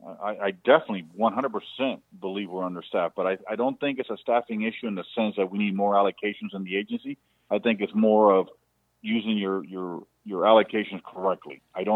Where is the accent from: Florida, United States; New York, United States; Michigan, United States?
Florida, United States; I don't think we can live with our doors open like I grew up here in Palm Beach County, with our windows open or screens open.